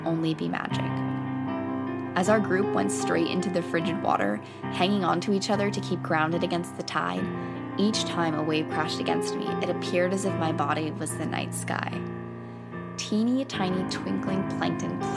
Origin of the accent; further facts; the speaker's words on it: Bay Area, California, United States; I'm from the Bay Area